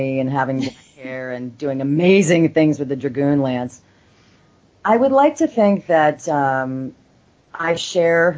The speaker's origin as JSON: {"language": "English", "town": "Los Angeles", "region": "California", "country": "United States", "tie": "born or raised there", "said": "I'm actually born and raised in Los Angeles"}